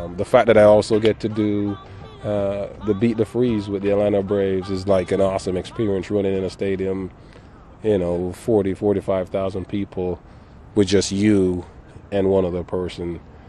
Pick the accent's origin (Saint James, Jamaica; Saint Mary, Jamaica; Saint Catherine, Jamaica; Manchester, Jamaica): Saint Catherine, Jamaica; Gregory Park; also born or lived in Kingston, Jamaica; I was born in Kingston, moved to Gregor Park in St. Catherine, and just used to always run to the store for every little thing that we needed to buy